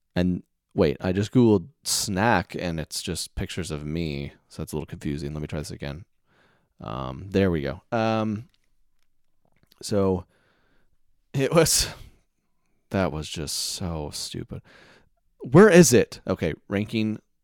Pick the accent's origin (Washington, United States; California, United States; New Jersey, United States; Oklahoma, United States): Oklahoma, United States; Oklahoma City; moved away; my hometown show in Oklahoma City was supposed to be this weekend